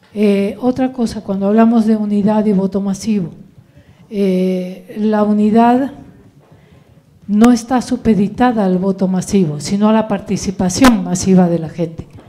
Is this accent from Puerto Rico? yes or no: no; Argentina; moved away as an adult; now in Morelos, Mexico; yo vengo de Argentina